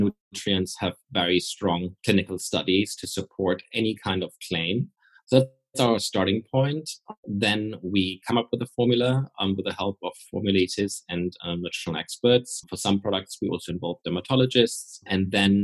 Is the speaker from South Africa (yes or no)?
no; Germany; moved away; also born or lived in Austria / Paris, France / United Kingdom; I'm originally from Austria and Germany. I'm half German, half Austrian. But I left Germany a long time ago